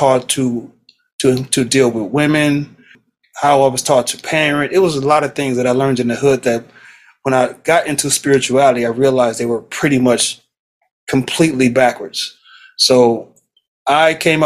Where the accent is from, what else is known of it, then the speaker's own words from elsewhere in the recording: Los Angeles, California, United States; born and raised in South Central LA.